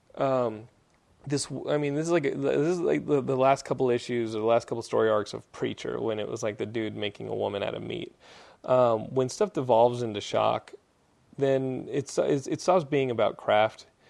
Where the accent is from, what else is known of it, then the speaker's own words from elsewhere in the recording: Texas, United States; accent: Texan; my Texan accent